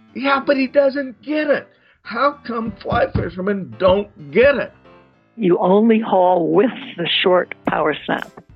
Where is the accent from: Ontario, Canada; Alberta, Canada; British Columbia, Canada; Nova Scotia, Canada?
British Columbia, Canada; Kamloops; I grew up in Kamloops, BC.